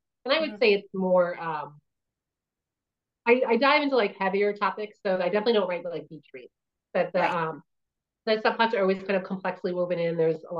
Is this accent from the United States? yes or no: yes; Long Island, New York, United States; moved away as an adult; also born or lived in Southern Ohio; now in Ohio, United States; I'm a New Yorker, born and bred.